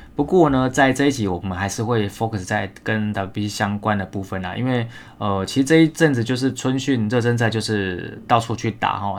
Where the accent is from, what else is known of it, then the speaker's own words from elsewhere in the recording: Taiwan; 我们台湾人